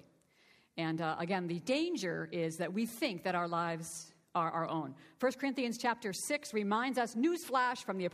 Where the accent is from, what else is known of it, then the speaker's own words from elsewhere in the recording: Boston, Massachusetts, United States; I was born and raised in the Church of the Nazarene here in the Boston area